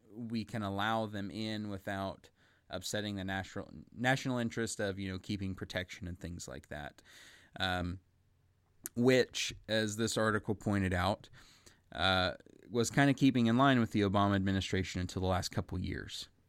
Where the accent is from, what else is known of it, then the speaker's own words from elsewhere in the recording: United States; I'm an American. I live in America, you know, the United States of America